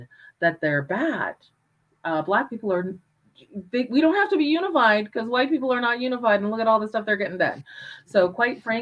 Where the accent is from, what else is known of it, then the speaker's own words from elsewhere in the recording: Calgary, Alberta, Canada; I was a Black person in Calgary in the 70s.